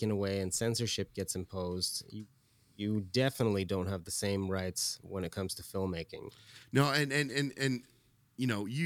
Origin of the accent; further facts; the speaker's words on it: Iran; I grew up in Iran for a bit post revolution era, and this was in the beginning of the revolution when a lot of the freedoms were being taken away